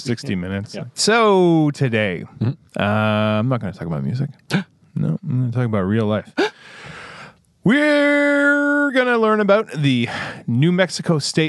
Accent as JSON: {"language": "English", "country": "Canada", "said": "We're Canadian."}